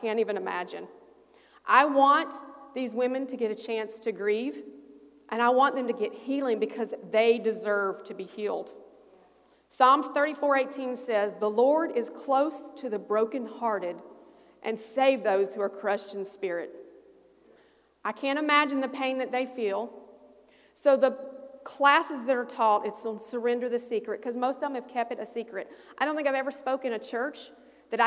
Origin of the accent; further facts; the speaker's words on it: Alabama, United States; moved away; I'm from a small town in Alabama